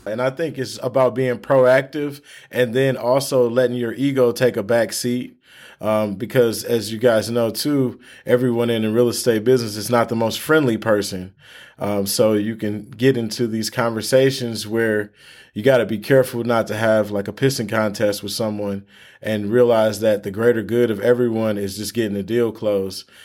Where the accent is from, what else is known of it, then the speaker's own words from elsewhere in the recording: Michigan, United States; we're from Michigan